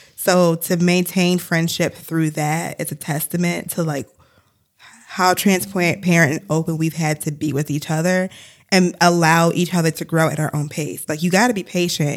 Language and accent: English; Ann Arbor, Michigan, United States; my hometown where I grew up